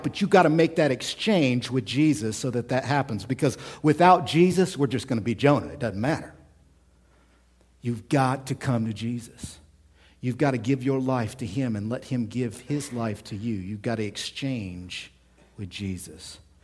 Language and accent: English; United States; we're American.